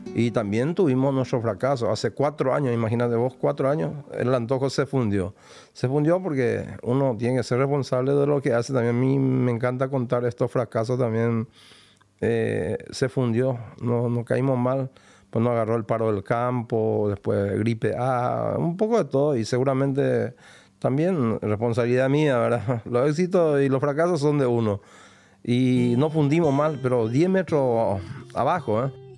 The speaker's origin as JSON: {"language": "Spanish", "region": "Paraguarí", "country": "Paraguay", "tie": "born or raised there", "moved": "yes", "lives_now": "Buenos Aires, Argentina", "said": "Yo soy de Paraguarí, una ciudad, ponele 60 kilómetros de Asunción"}